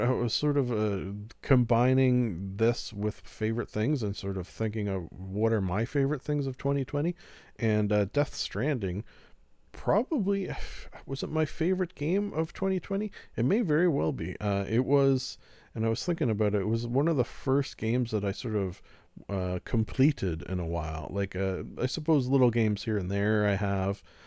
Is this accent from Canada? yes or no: yes; Canada; I am Canadian